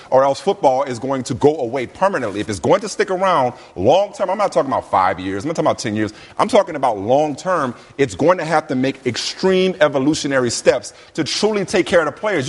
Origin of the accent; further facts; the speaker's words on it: New England, United States; also born or lived in New Orleans; And I'm not just saying it because I'm from New Orleans. I grew up in New England, practically.